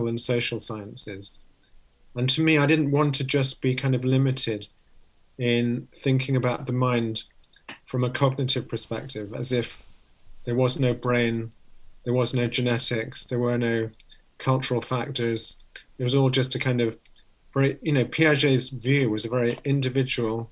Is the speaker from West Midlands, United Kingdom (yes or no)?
no; London, United Kingdom; moved away as an adult; also born or lived in Oxford; now in Cambridge, United Kingdom; I grew up in London, so not too far away from where I am now, just an hour away. Just in North London